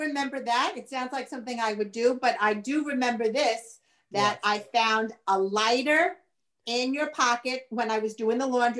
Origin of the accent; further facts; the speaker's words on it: Brooklyn, New York, United States; Brooklyn, born and raised.